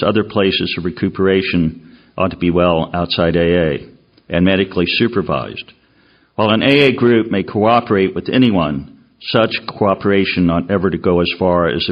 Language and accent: English; Chicago, Illinois, United States; I'm from Chicago.